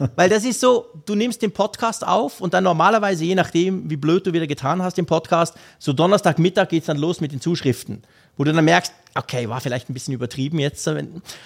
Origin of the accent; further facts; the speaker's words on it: Switzerland; Ich als Schweizer